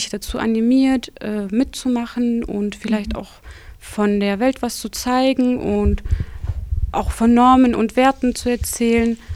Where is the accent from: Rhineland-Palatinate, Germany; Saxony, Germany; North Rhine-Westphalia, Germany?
North Rhine-Westphalia, Germany; Bottrop; Ich bin in Bottrop geboren und bin auch hier aufgewachsen, noch nie woanders gewohnt. Mhm. Also yeah. reine Bottroperin.